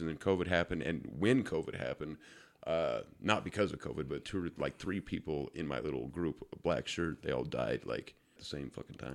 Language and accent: English; Ogden, Utah, United States; I'm from Ogden, fucking Utah, the smallest nowhere place in the world